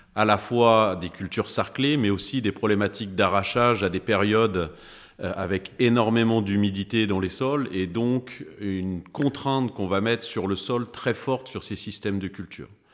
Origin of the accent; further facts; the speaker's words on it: Pays de Caux, Seine-Maritime, Normandy, France; je suis originaire du pays de Caux, donc c'est dans le 76, en Seine-Maritime